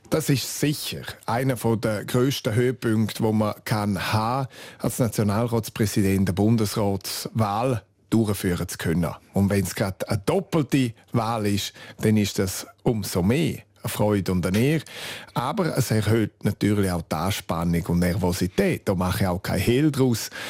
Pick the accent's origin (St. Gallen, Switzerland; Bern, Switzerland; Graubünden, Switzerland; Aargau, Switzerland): Graubünden, Switzerland; first language Romansh; German is a second language; Und auch ich habe Deutsch erst in der vierten Klasse angefangen zu lernen. Es ist effektiv meine Muttersprache, meine Herzenssprache.